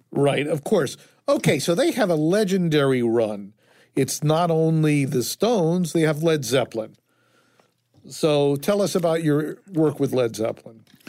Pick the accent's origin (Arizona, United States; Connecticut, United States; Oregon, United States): Connecticut, United States; Fairfield; I grew up, as I say, in Fairfield.